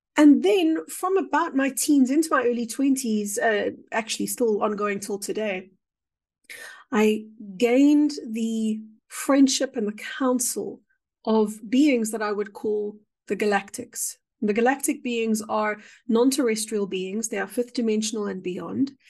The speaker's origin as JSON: {"language": "English", "country": "South Africa", "said": "I would define myself perhaps as a South African"}